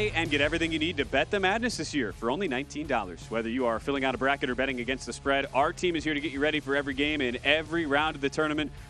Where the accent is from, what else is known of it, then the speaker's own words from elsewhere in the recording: Wisconsin, United States; as a former high school tennis player in the state of Wisconsin